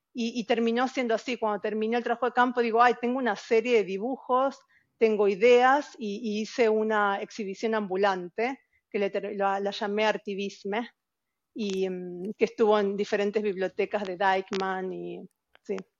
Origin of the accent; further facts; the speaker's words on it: outskirts of Buenos Aires, Buenos Aires Province, Argentina; now in Norway; Como chica, yo eh, vivía en un, en un, barrio pobre, en, las afueras de Buenos Aires